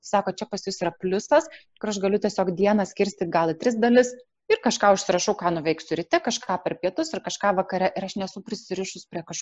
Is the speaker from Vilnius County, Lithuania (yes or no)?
yes; Vilnius, Vilnius County, Lithuania